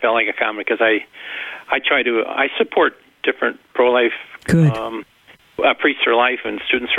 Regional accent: Bolingbrook, Illinois, United States; I'm from Bolingbroke, Illinois.

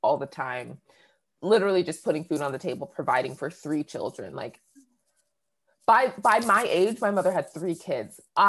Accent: New Hampshire, United States; also born or lived in Boston, Massachusetts; I grew up in New England, right? Born in Boston, raised in New Hampshire

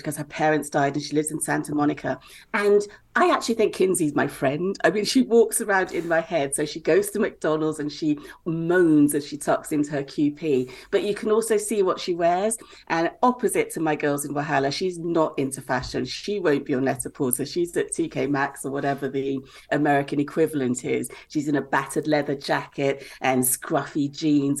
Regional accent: Lagos, Nigeria; also born or lived in Bristol; I was born in Bristol, but I grew up in Lagos, where books are really thin on the ground

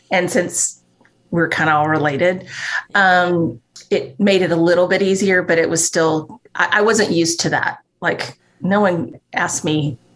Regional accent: Northeast, United States; oh, and I've grown up in the Northeast most of my life.

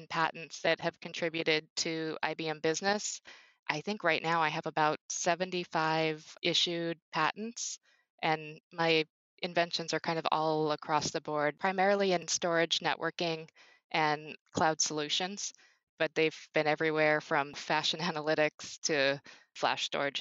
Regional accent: Phoenix, Arizona, United States; I grew up in Phoenix, Arizona

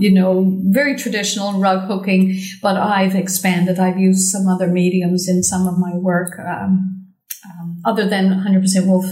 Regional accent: St. John's, Newfoundland and Labrador, Canada; I'm originally from St. John's, Newfoundland

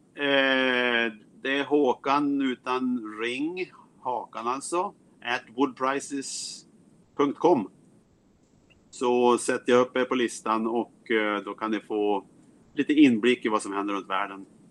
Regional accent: Sweden; moved away as an adult; also born or lived in United States; now in Seattle, United States; Jag är jägmästare från Sverige flyttade till USA för 30 år sedan

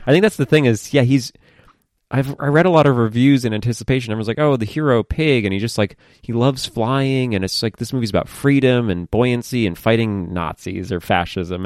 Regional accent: United States; I'm an American

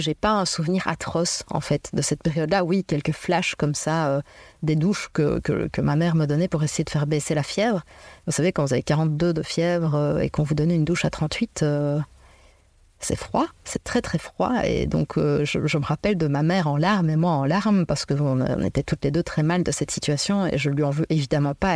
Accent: Belgium; also born or lived in Liège; je suis belge, euh, d'origine belge et je vis en Belgique à Liège

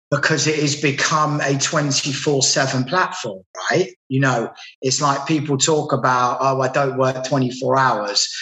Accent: London, United Kingdom; now in Manchester, United Kingdom; I'm from London originally, and I now live in Manchester in England

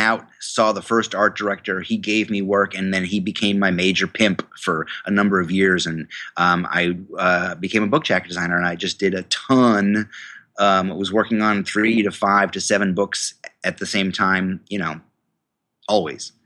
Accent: New York, United States; I went to the university in my hometown, um, the State University of New York

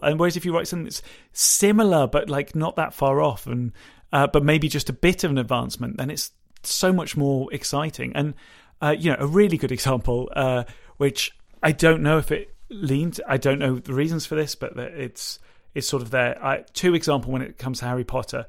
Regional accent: United Kingdom; we're British

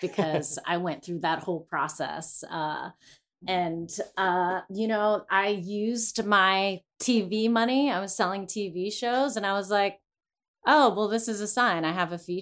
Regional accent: Greensburg, Pennsylvania, United States; now in Los Angeles, United States; my hometown of Greensburg

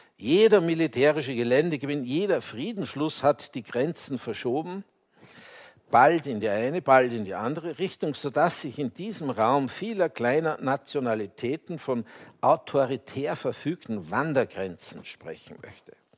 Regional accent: Austria; ich als Österreicher

